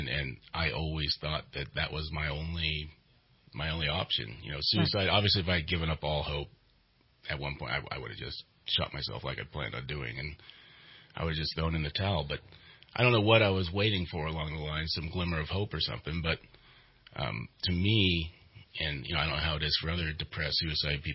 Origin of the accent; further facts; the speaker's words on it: Redding, California, United States; I grew up here in Redding, California